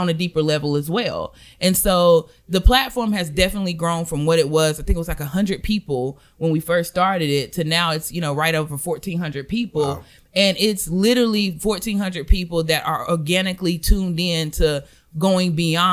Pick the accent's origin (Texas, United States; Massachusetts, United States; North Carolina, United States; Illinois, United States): North Carolina, United States; Belmont; I'm from good old Belmont, North Carolina.